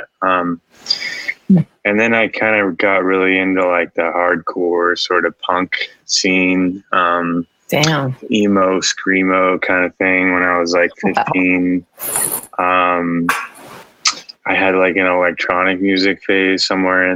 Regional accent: Houston, Texas, United States; I'm from Texas, Houston, Texas.

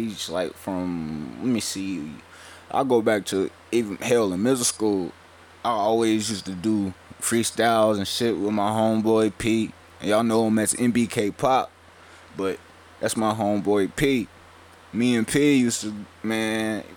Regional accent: Welch, West Virginia, United States; we come from Welch, West Virginia, a small town in the mountains.

